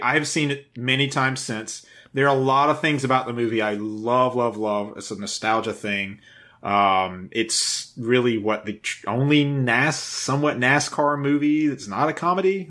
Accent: South Carolina, United States; growing up in South Carolina, I grew up an hour away from Darlington

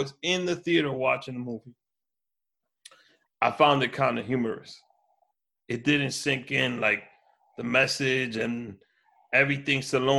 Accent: New York City, New York, United States; also born or lived in Washington Heights; I grew up in Harlem. I'm from Washington Heights, and I grew up in Harlem.

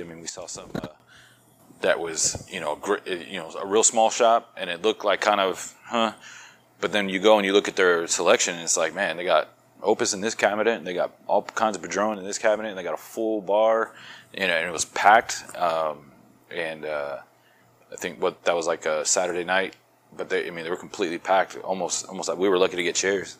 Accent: Florida, United States; accent: New York; also born or lived in New York / Georgia / Maryland; now in Texas, United States; I was born in New York, raised in Florida. I lived in Georgia for a while

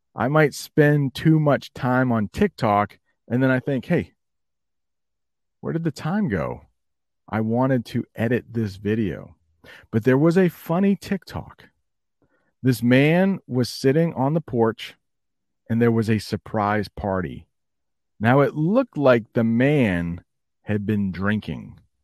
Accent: United States; as an American

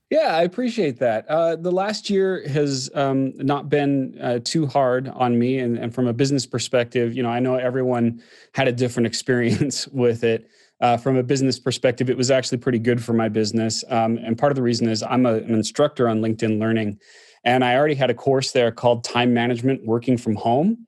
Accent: Orem, Utah, United States; also born or lived in Southern California; now in Salt Lake City, United States; I grew up in Utah, a little place called Orme, which is next to Provo

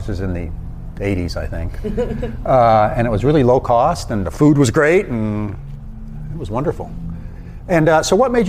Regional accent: Wappingers Falls, New York, United States; I grew up in Wappingers Falls.

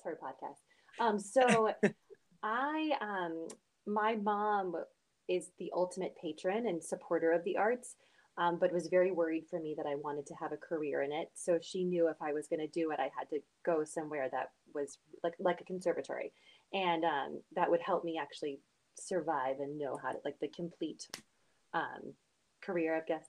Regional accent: Blacksburg, Virginia, United States; moved away as an adult; also born or lived in New York; now in Lancaster, United States; I'm from Virginia. I'm from Southwest Virginia, Blacksburg.

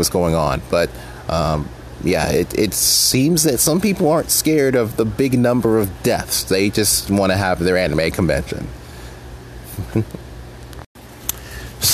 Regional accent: Pennsylvania, United States; my home state

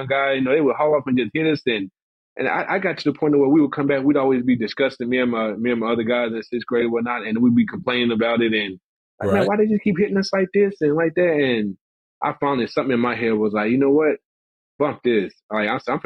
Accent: small town Tennessee, United States; growing up in the South, small town Tennessee, we were rough

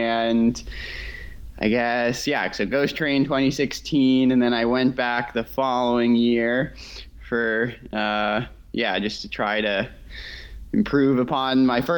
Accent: Needham, Massachusetts, United States; now in Bar Harbor, United States; So I'm from Needham, Mass, outside of Boston. Currently I'm in Bar Harbor in Maine.

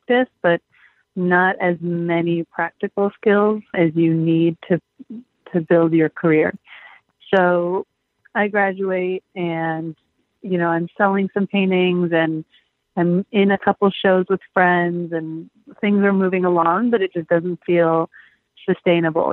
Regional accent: Los Angeles, California, United States; also born or lived in Michigan; I'm from Los Angeles, born and raised

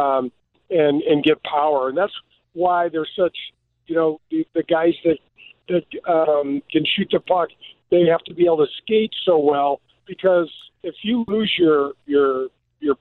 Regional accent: United States; growing up as a kid, the way I grew up in North County

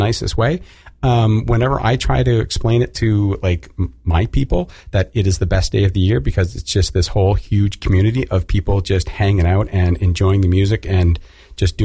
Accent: Canada; now in United States; I think I'm Canadian

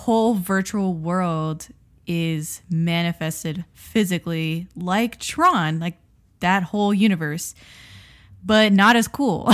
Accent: South Florida, United States; moved away; we're from South Florida, And we were living in South Florida during his tenure

